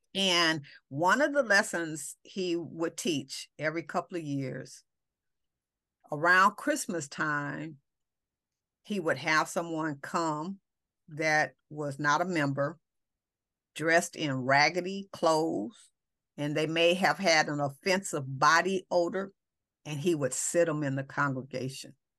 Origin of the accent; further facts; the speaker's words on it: Los Angeles, California, United States; we come from Watts